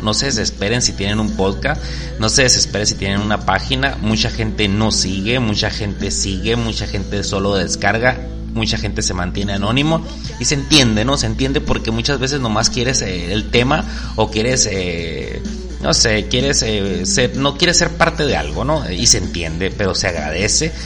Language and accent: Spanish; Mexico; Somos mexicanos